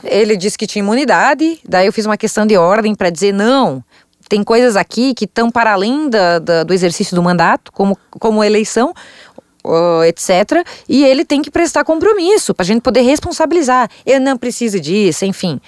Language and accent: Portuguese; Chapecó, Santa Catarina, Brazil; Sou colona, sou do interior, sou de Chapecó, região do agro de Santa Catarina.